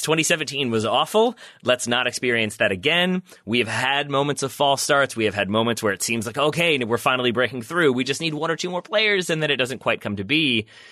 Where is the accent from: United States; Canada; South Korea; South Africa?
United States; as an American